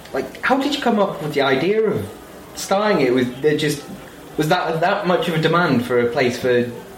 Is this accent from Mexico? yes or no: no; United Kingdom; Because we're British